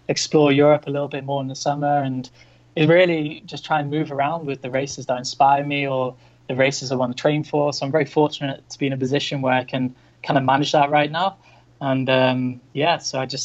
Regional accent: North Wales, United Kingdom; moved away as an adult; also born or lived in Chiang Mai, Thailand; I'm originally from North Wales in the UK.

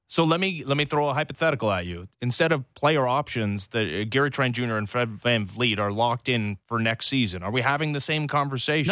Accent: Canada; As a Canadian

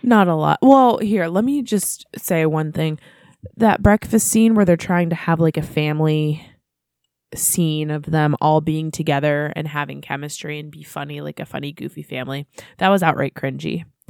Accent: United States; us being American

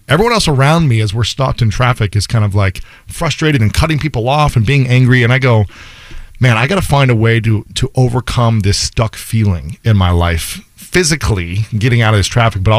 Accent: Ohio, United States; also born or lived in New York City; now in Los Angeles, United States; we're both from Ohio.

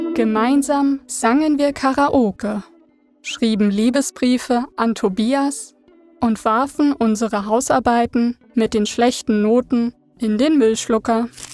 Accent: Berlin, Germany; Meine Kindheit verbrachte ich in Ost-Berlin

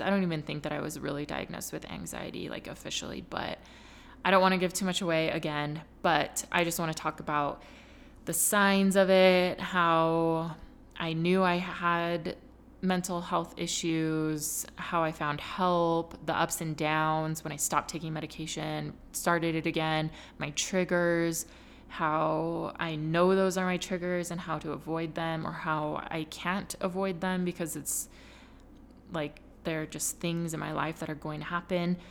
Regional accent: California, United States; moved away as an adult; now in Utah, United States; I was raised in California, and then, you know, going to high school there and then moving to Utah

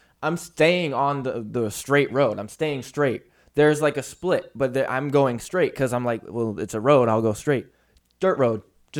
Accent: Milford, Massachusetts, United States; moved away; we were closer to Milford, which was my hometown

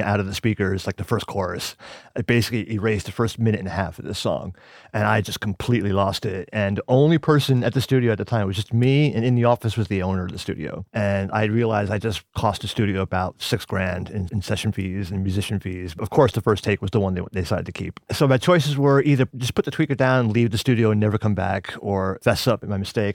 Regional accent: Pelham, New York, United States; moved away as an adult; also born or lived in West Village, New York / Brooklyn, New York; now in Austin, United States; I was born and raised in Pelham, New York, which is a town just above the Bronx

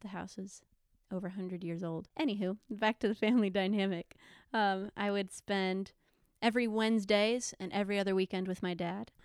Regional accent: Panama City, Florida, United States; moved away as an adult; now in Alabama, United States; I was born and raised there

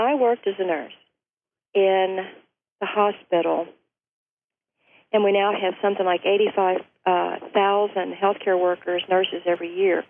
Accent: Ashland, Kentucky, United States; now in Leipers Fork, United States; In my pocket of the world, Appalachia, I'm from Ashland, Kentucky

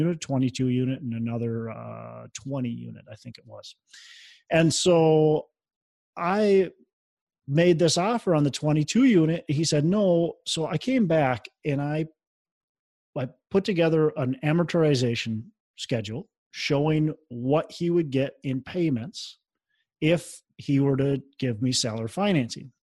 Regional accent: Minnesota, United States; I'm from Minnesota.

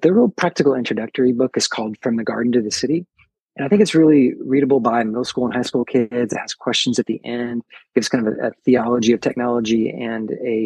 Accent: the South, United States; down in the South, we use the word y'all

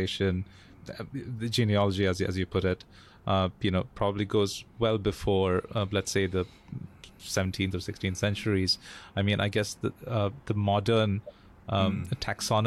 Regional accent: India; now in Singapore; I'm from India

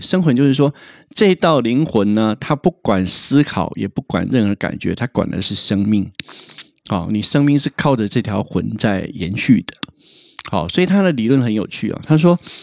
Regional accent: Taiwan; 我们台湾人

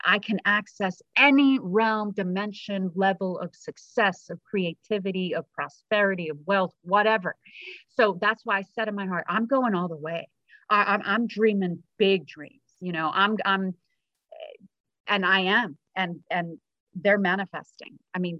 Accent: South Africa; I'm from South Africa, so once in a while I have an accent, but awesome. Most of the time I don't.

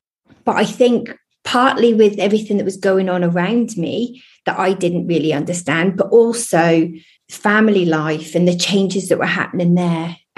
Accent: Lowestoft, East of England, United Kingdom; also born or lived in Oldham; I was born in Oldham and then brought up in Lowestoft near Great Yarmouth.

